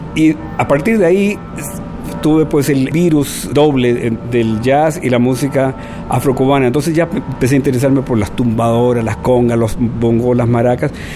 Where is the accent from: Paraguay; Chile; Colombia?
Chile; moved away as an adult; also born or lived in Lima, Peru / Barcelona, Spain / Paris, France / Cuba; now in Xalapa, Mexico; Yo me fui de Chile el año 73